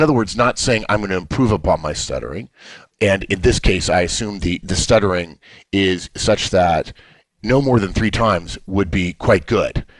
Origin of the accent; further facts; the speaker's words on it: Los Angeles, California, United States; I grew up in Los Angeles, and my parents' families were in Atlanta, Georgia